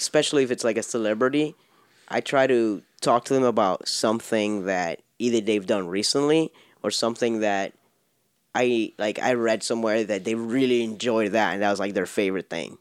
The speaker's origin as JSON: {"language": "English", "town": "Miami", "region": "Florida", "country": "United States", "said": "I'm from Miami"}